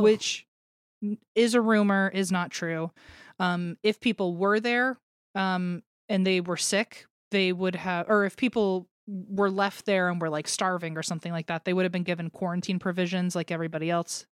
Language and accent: English; United States; I grew up in the American education system